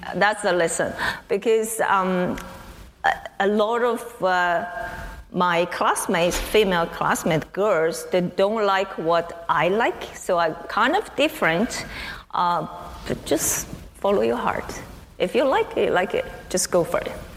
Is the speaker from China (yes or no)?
yes; China; moved away as an adult; also born or lived in United States; now in Waterloo, Canada; I grew up in China. I did my undergraduate study in China as well, and then I come to the States.